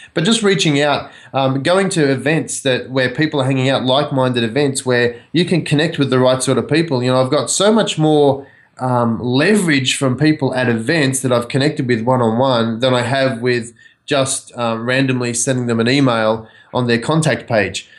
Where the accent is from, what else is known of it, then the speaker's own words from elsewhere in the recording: Australia; moved away as an adult; now in United States; I grew up in Australia